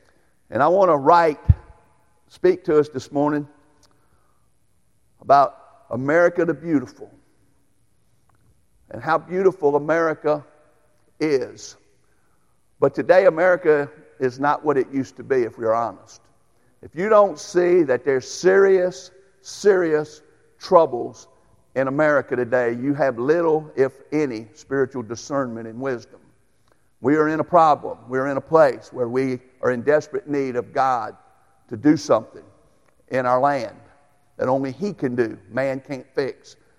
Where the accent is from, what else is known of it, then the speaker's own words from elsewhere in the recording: United States; as an American. And I don't know about y'all, but I am thankful for the way God has blessed me in my 58 years of being able to live in this great land